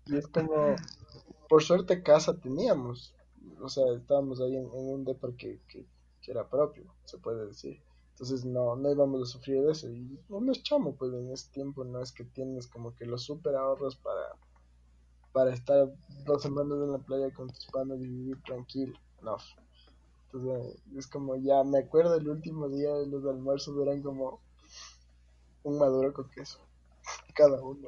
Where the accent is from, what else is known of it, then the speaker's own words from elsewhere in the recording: Quito, Pichincha, Ecuador; como buen quiteño